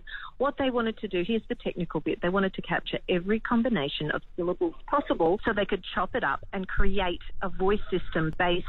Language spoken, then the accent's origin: English; Australia; I guarantee I'm very Australian.